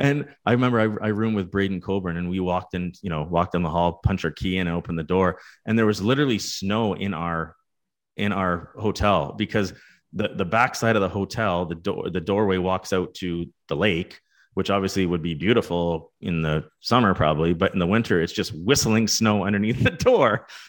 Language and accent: English; Canada; as a Canadian, there's no other Canadian sport or team essentially that you view into more than this group of, you know, 18, 19 year old kids who are competing for Canada.